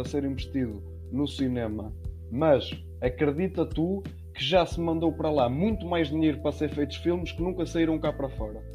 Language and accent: Portuguese; Aveiro area, Aveiro District, Portugal; nós somos da zona de Aveiro